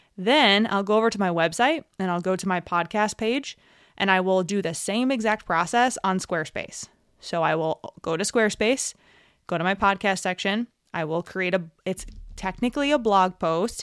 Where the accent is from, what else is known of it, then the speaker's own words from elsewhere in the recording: New York, United States; moved away; also born or lived in New Hampshire / Alaska; I'm from New York, and we went to college in New York together.